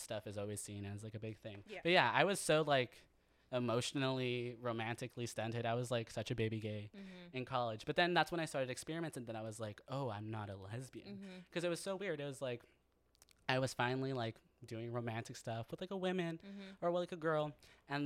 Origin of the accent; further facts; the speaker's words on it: San Jose, California, United States; also born or lived in Santa Cruz, California; I grew up in San Jose, California